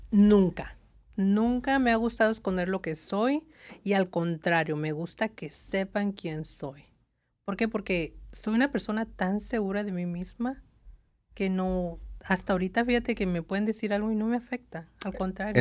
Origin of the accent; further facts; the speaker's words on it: Tucson, Arizona, United States; moved away as an adult; now in Los Angeles, United States; soy de Tucson